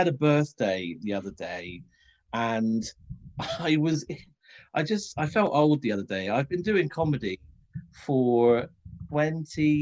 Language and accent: English; Cornwall, South West England, United Kingdom; moved away as an adult; also born or lived in Leicester; growing up in Cornwall